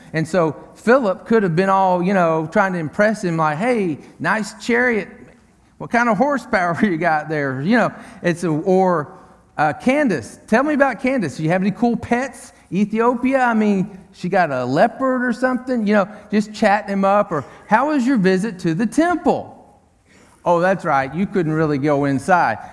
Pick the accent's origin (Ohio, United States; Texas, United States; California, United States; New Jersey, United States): Texas, United States; Tyler; Tyler, Texas, my hometown